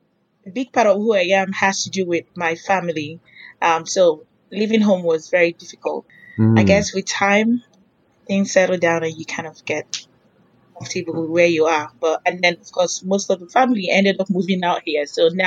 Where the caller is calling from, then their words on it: Houston, Texas, United States; I'm actually calling from Houston, Texas.